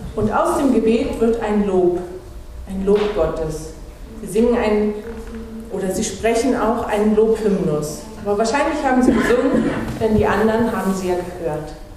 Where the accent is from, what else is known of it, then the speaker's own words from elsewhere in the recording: Anklam, Mecklenburg-Vorpommern, Germany; moved away; ich komme ja aus Anklam, in der landeskirchlichen Gemeinschaft hatten wir einen Prediger